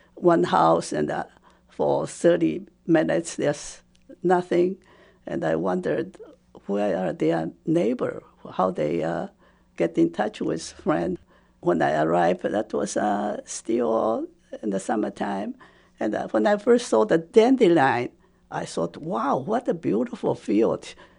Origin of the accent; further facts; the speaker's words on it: Taipei, Taiwan; first language Japanese; English is a second language; moved away as an adult; also born or lived in Bloomington, United States; now in United States; When I was growing up, Taiwan was under Japanese